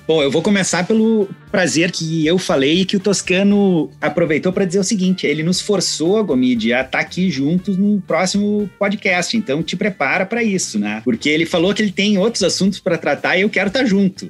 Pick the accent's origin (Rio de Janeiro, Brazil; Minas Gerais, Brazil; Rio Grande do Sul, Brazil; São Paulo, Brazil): Rio Grande do Sul, Brazil; Serra Gaúcha; accent: Gaúcho; da Serra Gaúcha, cujo meu sotaque provavelmente já denuncia que assim a proximidade, né, que eu tenho com essa região